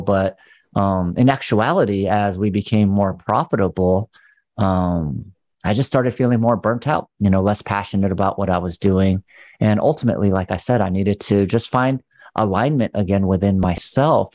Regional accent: California, United States; growing up in California

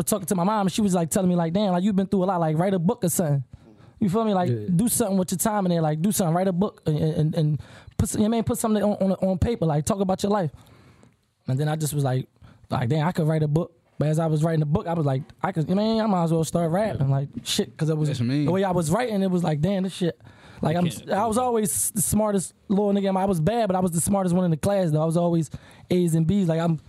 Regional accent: Philadelphia, Pennsylvania, United States; I'm from North Philadelphia, you know. I was raised in, you know, housing projects.

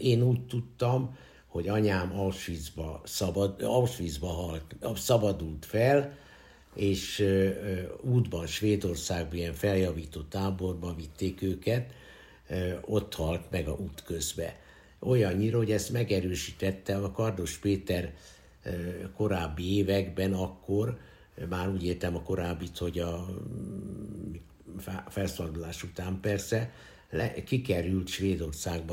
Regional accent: Budapest, Hungary; az újpesti szülőotthonban születtem

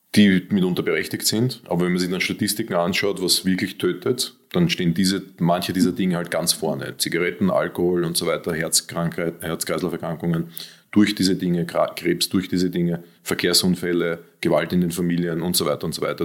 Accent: Austria; ich bin Österreicher

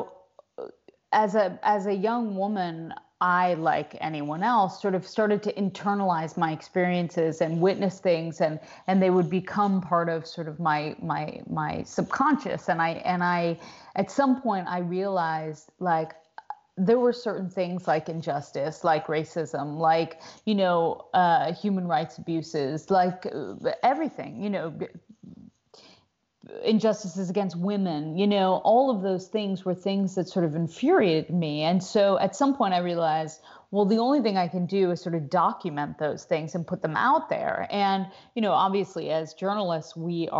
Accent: United States; As an American woman

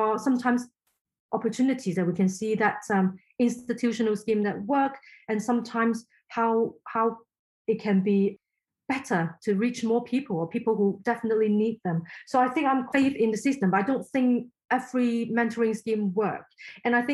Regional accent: Hong Kong; first language Cantonese; English is a second language; moved away; I'm from Hong Kong originally, so Chinese is my first language

